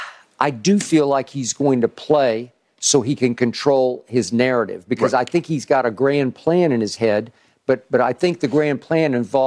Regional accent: Oklahoma City, Oklahoma, United States; But the prospect of when I was a kid growing up in Oklahoma City, of this kid from Akron breaking Kareem's record against an Oklahoma City NBA team is incomprehensible to me

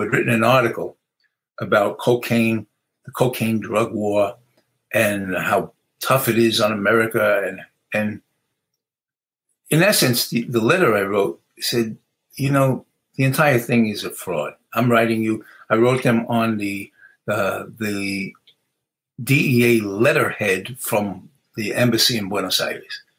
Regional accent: New York City, New York, United States; moved away; growing up in the Bronx

